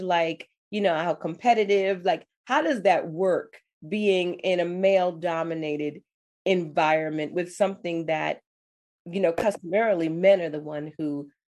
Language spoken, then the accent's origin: English; New York City, New York, United States; I was born and raised in New York City, I grew up in the Bronx